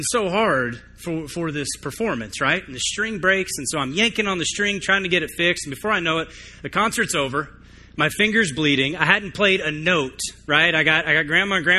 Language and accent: English; Tucson, Arizona, United States; moved away as an adult; also born or lived in Nashville, Tennessee; I was actually born and raised in Tucson